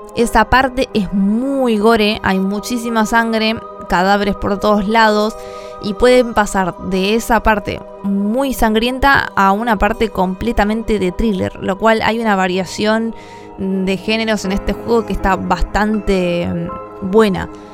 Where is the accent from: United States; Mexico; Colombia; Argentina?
Argentina; La Plata, Buenos Aires Province; Soy de Argentina, La Plata.